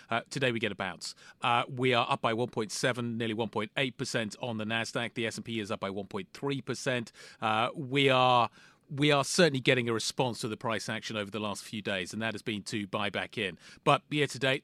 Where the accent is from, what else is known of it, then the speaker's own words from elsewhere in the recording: United Kingdom; me being British